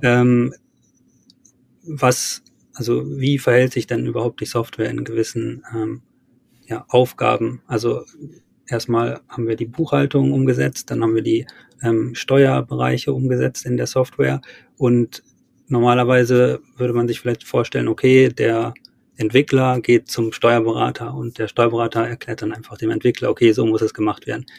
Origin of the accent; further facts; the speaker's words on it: Wolfenbüttel, Lower Saxony, Germany; Wolfenbüttel, wo ich herkomme